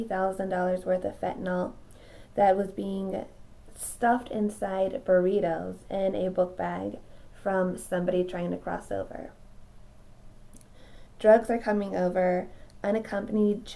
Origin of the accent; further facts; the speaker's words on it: United States; as the American citizens who are here legally